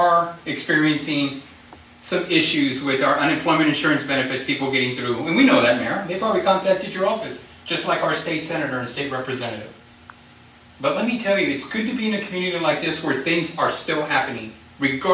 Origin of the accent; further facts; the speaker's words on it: Harlingen, Texas, United States; I'm from Harlingen, Texas